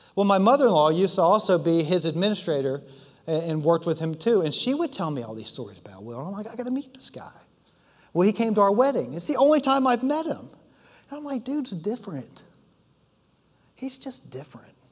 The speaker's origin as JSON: {"language": "English", "town": "Washington", "region": "District of Columbia", "country": "United States", "tie": "born or raised there", "said": "we grew up in the Washington, D.C. area in the suburbs of D.C."}